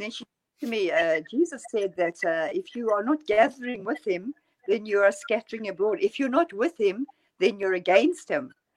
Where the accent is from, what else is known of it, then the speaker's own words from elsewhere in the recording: near Johannesburg, Gauteng, South Africa; moved away as an adult; also born or lived in London, United Kingdom; now in Norway; I grew up near Johannesburg